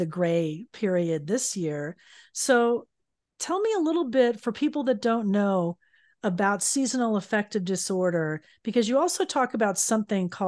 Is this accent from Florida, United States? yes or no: yes; Fort Lauderdale, Florida, United States; now in San Diego, United States; I grew up in Fort Lauderdale, Florida, and then I moved to San Diego